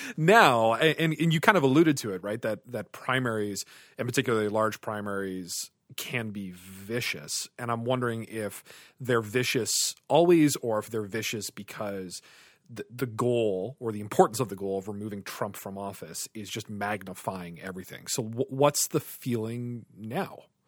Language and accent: English; Canada; as a Canadian